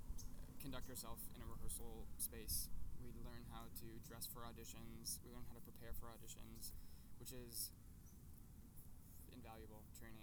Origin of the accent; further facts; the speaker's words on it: Walled Lake, Michigan, United States; moved away; I'm from Walled Lake, Michigan. It's a little city outside of Detroit.